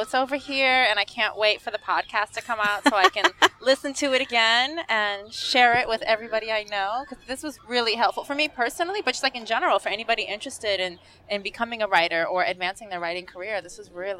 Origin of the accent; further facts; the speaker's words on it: United States; as an American